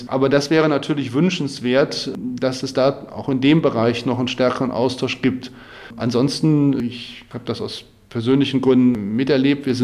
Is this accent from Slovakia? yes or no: yes; Slovakia; now in Germany; Ich bin in der Slowakei aufgewachsen und habe in Popka die deutschsprachige Abteilung des Gymnasiums besucht.